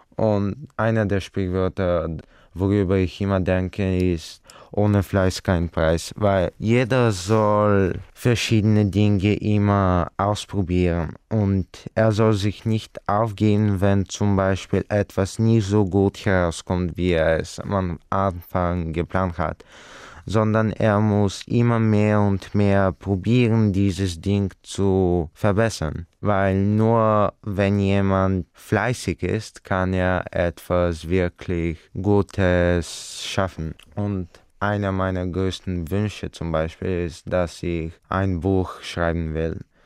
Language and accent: German; Bulgaria; German is a second language; ich komme aus Bulgarien